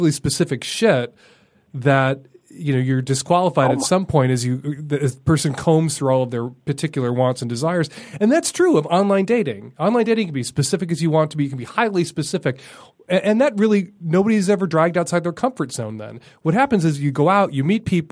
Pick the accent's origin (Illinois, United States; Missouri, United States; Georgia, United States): Illinois, United States; Chicago; Chicago. It's my hometown.